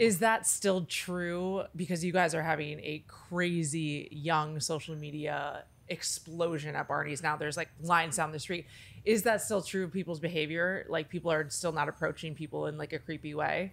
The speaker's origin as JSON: {"language": "English", "town": "Minneapolis", "region": "Minnesota", "country": "United States", "tie": "born or raised there", "moved": "yes", "lives_now": "Los Angeles, United States", "said": "my hometown of South Minneapolis, which is where I grew up, in actual South Minneapolis"}